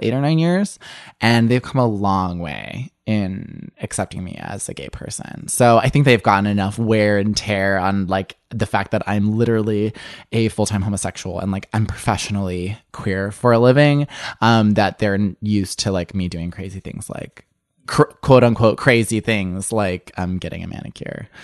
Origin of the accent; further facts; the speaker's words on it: suburban Illinois, United States; I grew up in the Midwest in suburban Illinois.